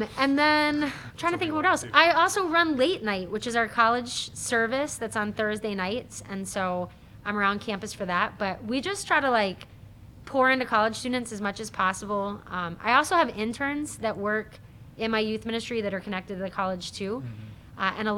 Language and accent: English; upstate New York, United States; moved away; also born or lived in Baltimore, Maryland / Maryland / Kansas City; born in Baltimore, Maryland, but spent most of my life in upstate New York, and then took my first job in Maryland